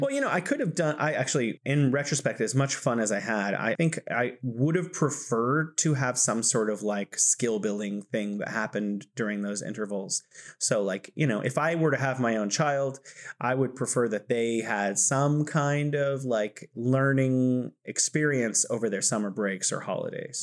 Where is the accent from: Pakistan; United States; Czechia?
United States; as an American